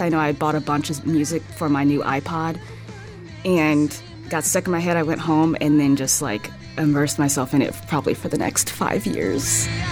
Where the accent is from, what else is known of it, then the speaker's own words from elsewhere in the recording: Los Angeles, California, United States; moved away as an adult; also born or lived in San Francisco / Medford, Oregon; now in Fort Myers, United States; I grew up in Los Angeles, California, born and raised